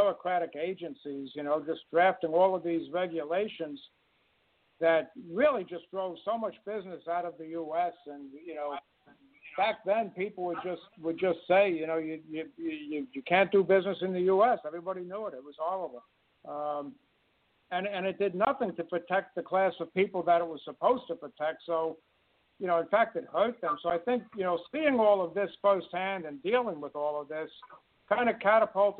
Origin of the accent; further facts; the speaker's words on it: New York City, New York, United States; I'm from New York City, in case the accent hasn't given it away.